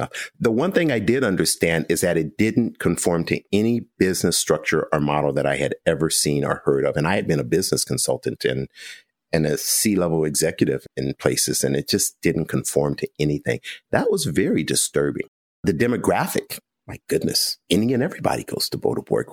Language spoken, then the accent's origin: English; United States; we're American.